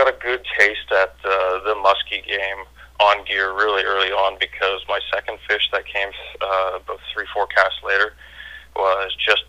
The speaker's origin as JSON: {"language": "English", "town": "Ottawa", "region": "Ontario", "country": "Canada", "said": "I'm from Ottawa, Canada there. 22."}